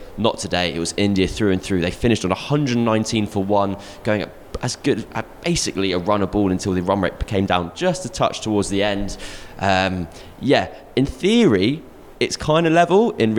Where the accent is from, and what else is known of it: England, United Kingdom